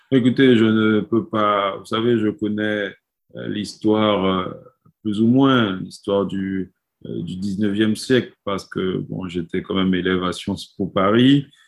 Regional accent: French Guiana; nous sommes Guyanais

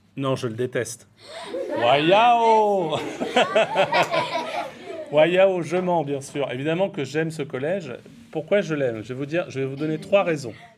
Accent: Brittany, France; moved away as an adult; also born or lived in Tourcoing / Paris / Normandy; now in Maré, New Caledonia; J'étais en Bretagne, qui est ma région d'origine

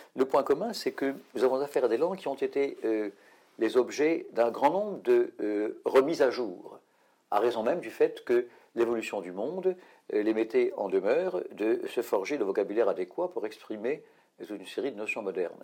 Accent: France; chez nous en France

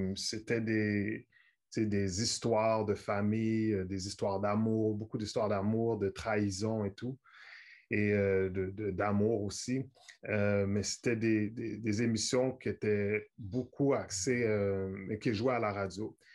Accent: Montreal, Quebec, Canada; à Montréal, on est près de New York.

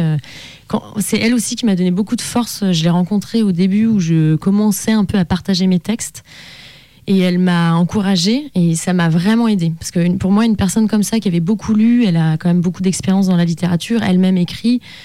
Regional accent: Annecy, Auvergne-Rhône-Alpes, France; j'ai grandi à Annecy

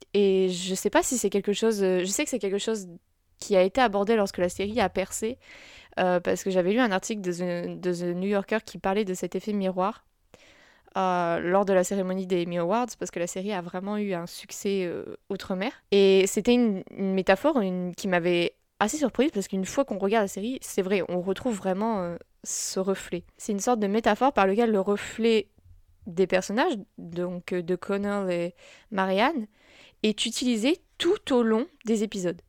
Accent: France; en tant que Français

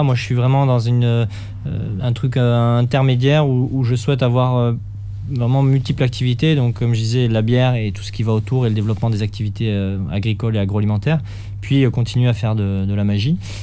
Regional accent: Toulouse, Occitania, France; now in Bordeaux region, France; je suis de Toulouse à la base et j'ai des amis là-bas

